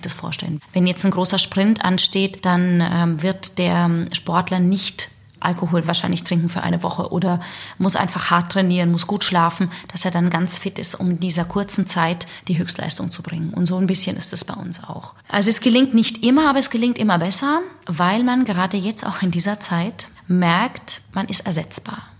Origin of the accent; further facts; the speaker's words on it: Southern Germany, Germany; moved away as an adult; also born or lived in Salzburg / Hamburg; ich komme aus dem Süden